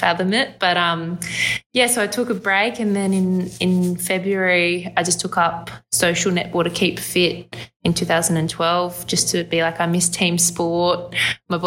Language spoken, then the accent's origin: English; Gold Coast, Queensland, Australia; born or raised there